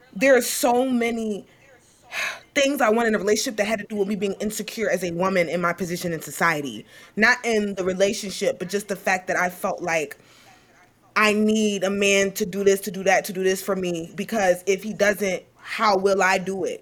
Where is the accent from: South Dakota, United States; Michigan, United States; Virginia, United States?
Virginia, United States; Richmond; I'm from Richmond, Virginia, Blackwell